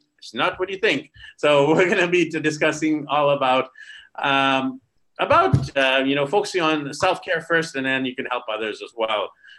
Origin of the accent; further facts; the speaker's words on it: Vancouver, British Columbia, Canada; I'm from Vancouver.